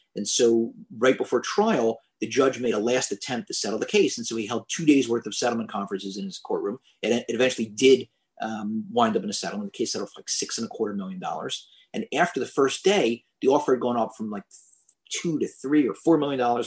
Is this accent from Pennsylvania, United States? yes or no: yes; Philadelphia, Pennsylvania, United States; I'm from Philadelphia